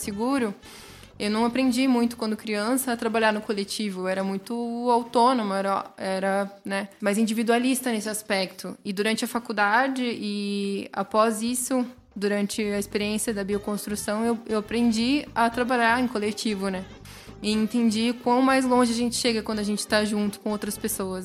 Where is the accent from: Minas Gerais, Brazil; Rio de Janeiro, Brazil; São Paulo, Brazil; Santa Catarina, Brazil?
São Paulo, Brazil; southern coast near Ilha Comprida; moved away; De onde eu vim, igual para o litoral sul, tem uma praia muito próxima que se chama Ilha Comprida